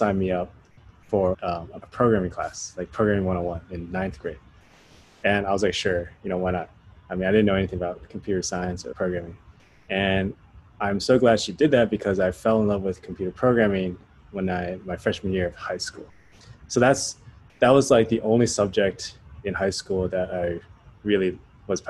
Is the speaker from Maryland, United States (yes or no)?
yes; Maryland, United States; I grew up in Maryland, outside of the Washington, D.C. metropolitan area.